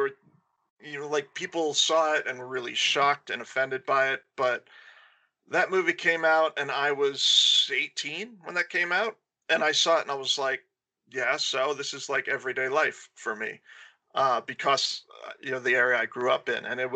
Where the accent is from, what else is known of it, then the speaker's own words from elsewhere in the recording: Pendeux, Florida, United States; my hometown of Pendeux